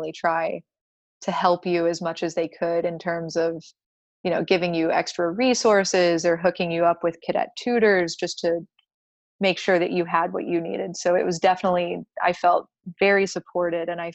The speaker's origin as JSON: {"language": "English", "town": "Gainesville", "region": "Florida", "country": "United States", "also_born_or_lived": "Georgia / Colorado", "said": "I am from Gainesville. My parents live here"}